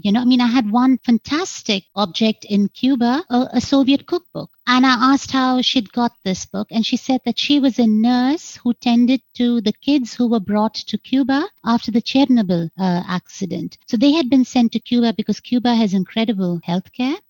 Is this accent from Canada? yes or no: no; India; moved away as an adult; also born or lived in United States; growing up in India